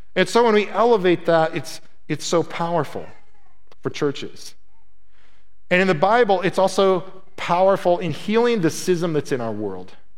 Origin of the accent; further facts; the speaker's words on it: Midwest, United States; moved away; I was from the Midwest.